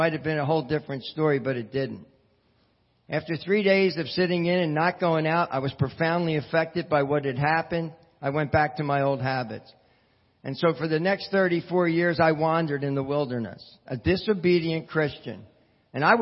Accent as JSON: {"language": "English", "town": "Philadelphia", "region": "Pennsylvania", "country": "United States", "tie": "born or raised there", "moved": "yes", "lives_now": "New Jersey, United States", "said": "I grew up in Philadelphia, Pennsylvania"}